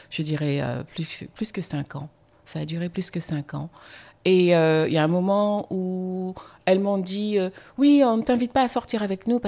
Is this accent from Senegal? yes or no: no; France; Mais je suis française, quand on écrit une lettre de, présentation, on l'écrit à la main